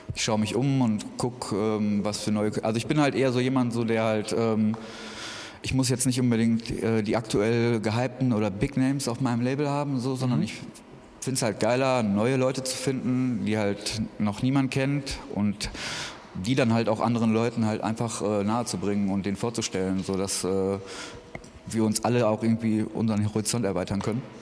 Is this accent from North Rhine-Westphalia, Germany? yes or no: yes; Essen, North Rhine-Westphalia, Germany; moved away as an adult; now in Berlin, Germany; ich komme eigentlich aus Essen, aus NRW mhm. und bin vor zwei Jahren hergezogen.